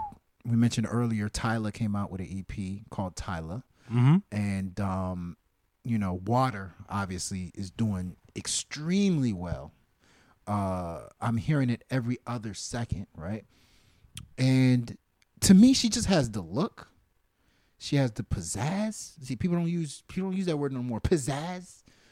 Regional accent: Baton Rouge, Louisiana, United States; born there; I was born in Baton Rouge. A lot of people don't know that.

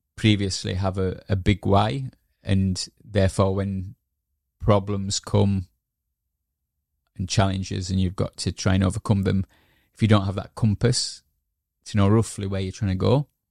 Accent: Yorkshire and the Humber, United Kingdom; moved away as an adult; also born or lived in Edinburgh; I moved back, uh, to Yorkshire, um, um, 'cause my mother was ill. And yeah, so I stayed, I reconnected back with my hometown

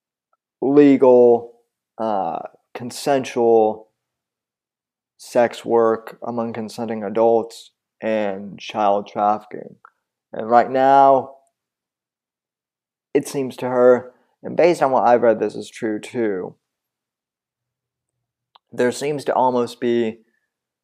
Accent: Colorado, United States; moved away; I'm originally from Colorado

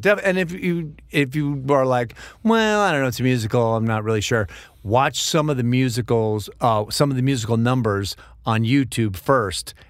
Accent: New York, United States; moved away; I grew up in New York

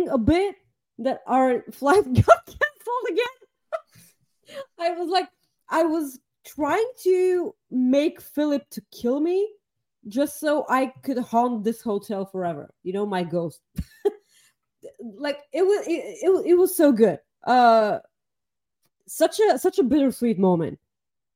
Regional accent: Bulgaria; moved away; I'm from Bulgaria

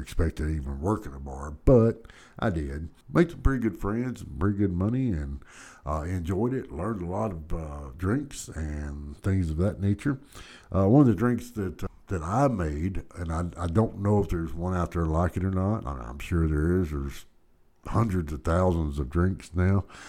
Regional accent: Dallas, Texas, United States; I was born and raised in Dallas

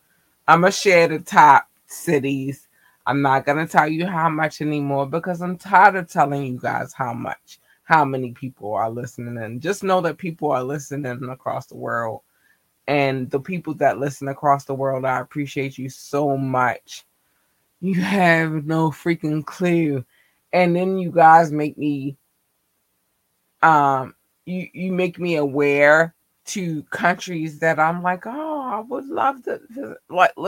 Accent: Baltimore, Maryland, United States; I'm from Baltimore, so we say Maryland. Just like we say Baltimore.

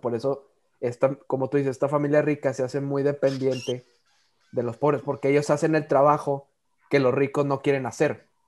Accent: Monterrey, Nuevo León, Mexico; nosotros que somos regios

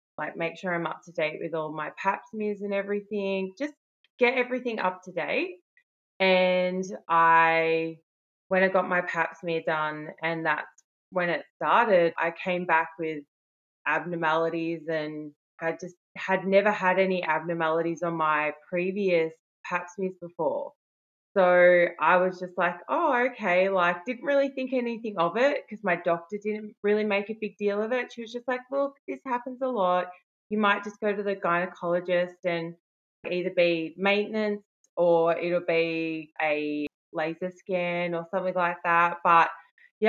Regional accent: Melbourne, Victoria, Australia; I'm from Melbourne, Australia

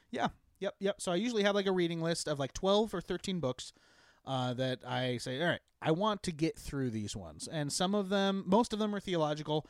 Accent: Eastern Washington, United States; I grew up in Eastern Washington

